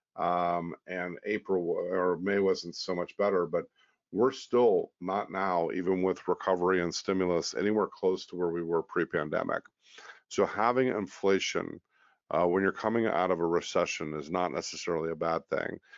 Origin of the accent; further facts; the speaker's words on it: United States; as a American